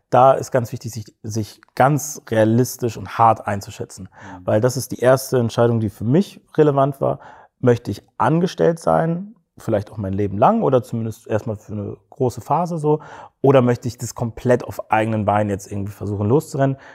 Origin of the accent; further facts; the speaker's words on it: Cologne, North Rhine-Westphalia, Germany; wir sind, wir sind Kölner, vielleicht liegt es auch ein bisschen daran so, das ist so eine kleine, ja, so eine kleine Kultur